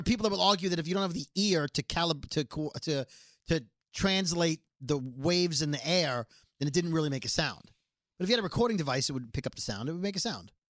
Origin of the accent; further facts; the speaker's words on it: New York City, New York, United States; Brooklyn, which is like where we grew up.